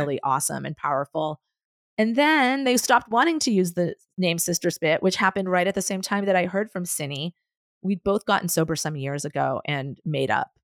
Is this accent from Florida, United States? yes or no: no; Boston, Massachusetts, United States; moved away; also born or lived in San Francisco; I was from Boston